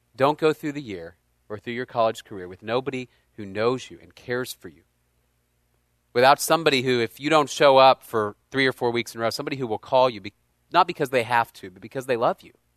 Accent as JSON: {"language": "English", "town": "Dallas", "region": "Texas", "country": "United States", "tie": "born or raised there", "said": "I grew up in Dallas"}